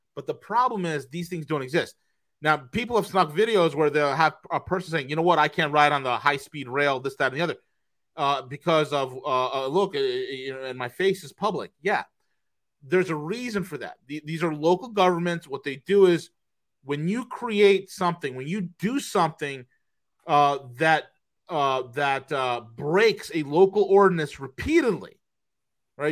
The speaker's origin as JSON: {"language": "English", "region": "New York", "country": "United States", "tie": "born or raised there", "moved": "yes", "said": "my old state, my you know my my home state of, of New York"}